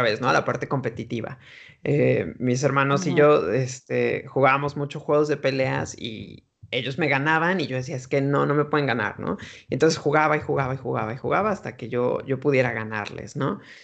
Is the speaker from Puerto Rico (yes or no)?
no; Mexico; moved away as an adult; also born or lived in United States; now in Madrid, Spain; nací, crecí en México y me fui de México como a la edad de 23, 24 años a Estados Unidos